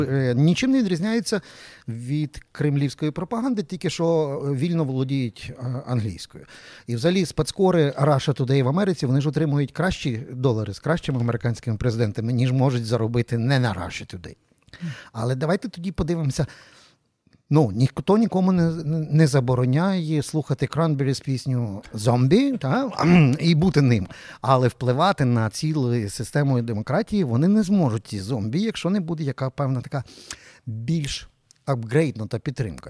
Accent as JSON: {"language": "Ukrainian", "town": "Lviv", "region": "Lviv Oblast", "country": "Ukraine", "said": "ми з вами, як як львів'яни"}